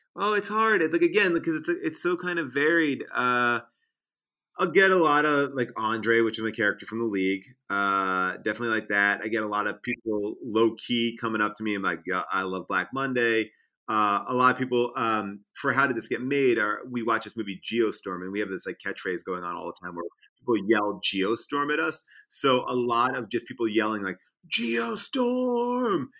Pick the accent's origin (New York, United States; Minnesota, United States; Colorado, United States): New York, United States; Long Island; also born or lived in Central Islip, New York / Northport, New York / Huntington, New York; I grew up, I mean, I'm all over the place. I, like, lived in Central Islip, Northport. I went to school in Huntington. Um, you know, so, like, I, Long Island, I kinda take pride